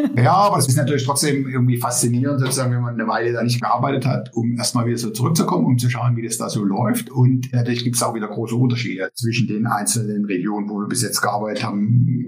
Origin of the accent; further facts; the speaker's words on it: East Germany, Germany; moved away as an adult; now in Netherlands; wir kommen sozusagen aus Ostdeutschland, sind in der DDR aufgewachsen